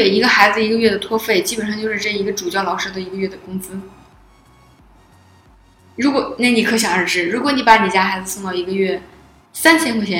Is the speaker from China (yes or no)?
yes; Northeast China, China; 我是我本来是个东北人嘛， … 在遇到受到惊恐的情况下，还是会冒出东北话